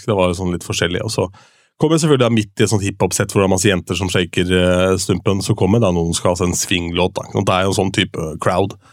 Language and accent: Norwegian; Askim, Østfold, Norway; 22. sjøl hjemme i Askim.